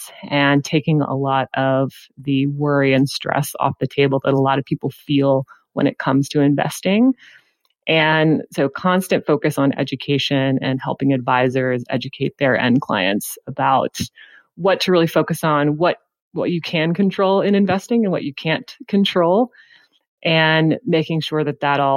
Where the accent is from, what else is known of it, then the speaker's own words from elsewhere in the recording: Houston, Texas, United States; now in Austin, United States; I did move here from Houston, Texas, but I am a native Texan.